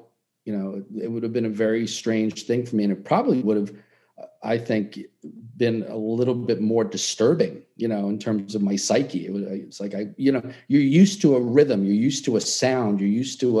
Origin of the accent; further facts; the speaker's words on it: New York City, New York, United States; Yeah, you know, I'm from New York City